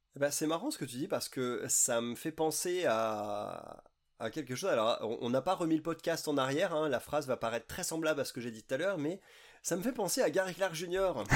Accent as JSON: {"language": "French", "country": "France", "said": "en tant que blanc et en tant que français"}